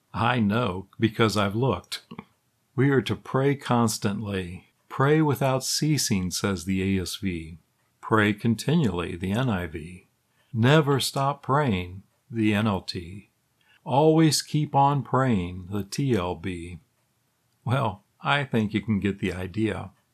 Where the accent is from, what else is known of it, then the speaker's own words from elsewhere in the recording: Illinois, United States; Growing up in Illinois